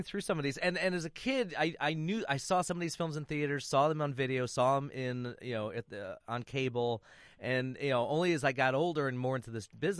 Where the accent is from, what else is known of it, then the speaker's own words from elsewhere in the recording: Flint, Michigan, United States; Even in my hometown of Flint, Michigan